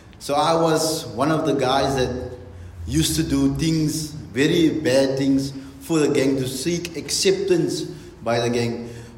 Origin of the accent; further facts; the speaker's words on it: Bonnyville, Alberta, Canada; I'm from Bonnyville. I attend the Beautiful Exchange Grace Church. I was born and bred in Bonnyville.